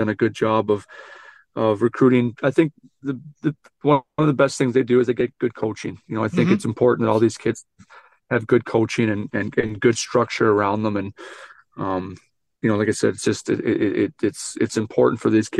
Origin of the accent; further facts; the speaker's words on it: Western Canada, Canada; moved away as an adult; now in Detroit, United States; I'm from Western Canada